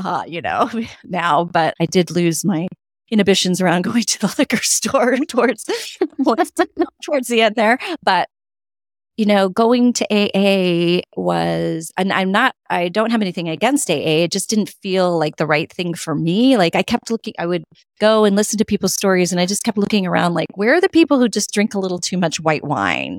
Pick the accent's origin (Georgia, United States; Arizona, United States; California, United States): California, United States; now in Connecticut, United States; I grew up in California, and then we moved to Connecticut